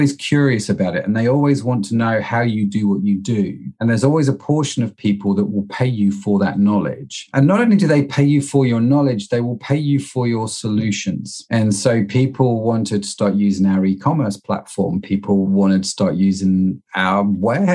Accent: Derby, East Midlands, United Kingdom; moved away as an adult; also born or lived in United States; now in Liverpool, United Kingdom; I grew up in Derby, lived in the States, and then came back to Liverpool and have stayed, really

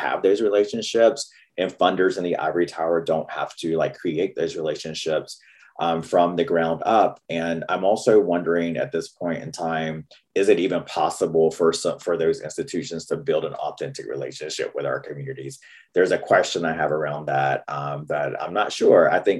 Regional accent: the South, United States; accent: Southern US; all the stereotypes they had about me and my people and people in the South because of my accent

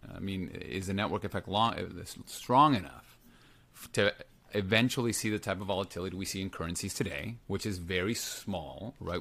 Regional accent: Lima, Peru; I grew up in Lima, Peru.

